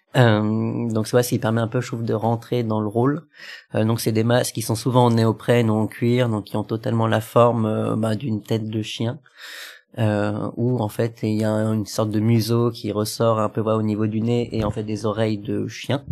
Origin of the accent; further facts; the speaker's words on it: Lyon, Auvergne-Rhône-Alpes, France; moved away as an adult; now in Paris, France; j'étais originaire de Lyon et puis là, je viens d'arriver sur Paris